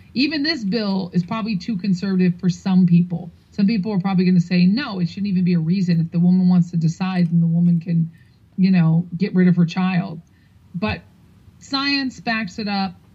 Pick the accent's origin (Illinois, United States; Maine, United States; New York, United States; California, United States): New York, United States; New York City; I'm from New York City